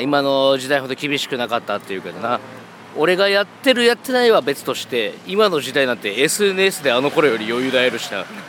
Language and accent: Japanese; Japan; 東京出身だから東京とか千葉出身